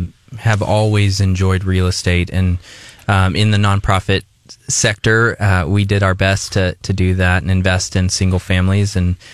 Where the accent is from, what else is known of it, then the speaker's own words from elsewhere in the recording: San Angelo, Texas, United States; moved away as an adult; also born or lived in New Mexico; now in Columbia, Missouri, United States; Yeah, so I'm originally from West Texas, a place called San Angelo. It's of similar size to Columbia. All my family's from there, so born and raised, left in my early 20s.